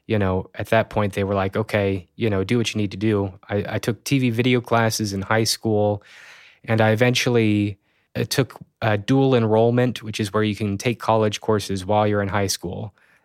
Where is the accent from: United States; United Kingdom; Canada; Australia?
United States; Springfield, Missouri; And then there started to be this event in my hometown. It was called Sato 48, Springfield and the Ozarks 48-Hour Film Challenge.